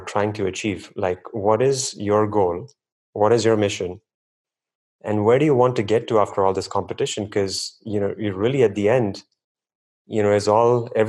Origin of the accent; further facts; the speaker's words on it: India; I was born and raised in India as well